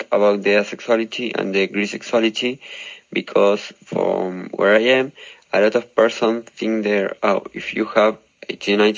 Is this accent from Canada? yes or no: no; Argentina; first language Spanish; English is a second language; I'm from Argentina. I speak Spanish, so my English is not the best.